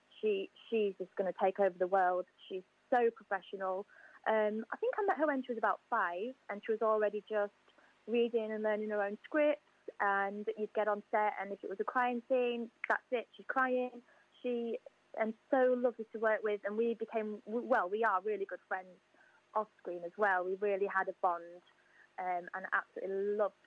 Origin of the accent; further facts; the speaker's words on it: Yorkshire and the Humber, United Kingdom; moved away as an adult; now in South of England, United Kingdom; I'm from Yorkshire, but I now live with my partner, and we live down south now.